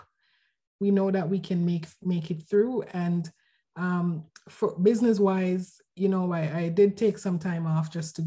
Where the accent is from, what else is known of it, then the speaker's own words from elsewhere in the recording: Jamaica; moved away as an adult; also born or lived in Vancouver, Canada; now in Canada; I'm from Jamaica, and I moved to Canada a few years ago to pursue my MBA at UBC